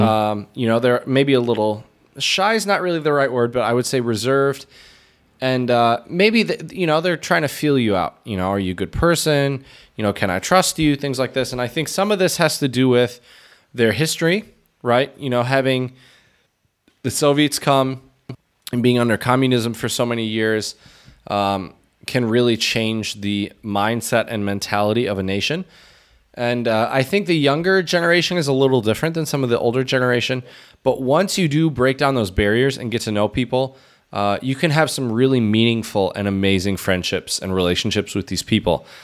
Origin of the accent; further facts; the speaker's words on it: United States; being an American coming from such a capitalist country